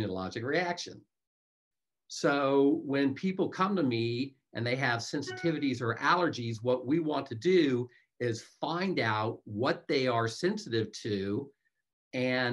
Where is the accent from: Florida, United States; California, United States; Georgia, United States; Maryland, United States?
California, United States; Los Angeles; moved away as an adult; now in North Carolina, United States; I'm from California.